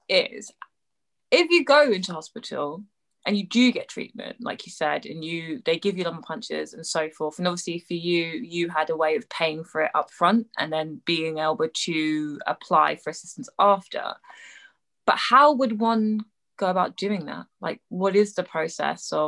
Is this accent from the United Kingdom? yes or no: yes; England, United Kingdom; I'm English